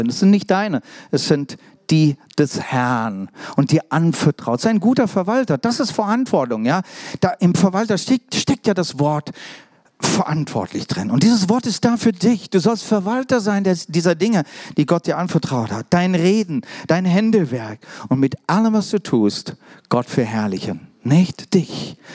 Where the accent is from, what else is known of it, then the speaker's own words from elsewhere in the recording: Germany; also born or lived in England; Also richtig deutsch, ne? Ihr wisst ja, ne? Übrigens bin ich auch Deutscher, ne?